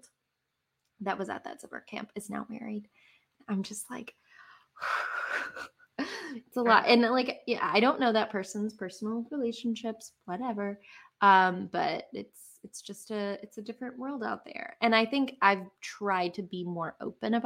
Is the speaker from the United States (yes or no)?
yes; the South, United States; accent: southern; My southern accent's coming out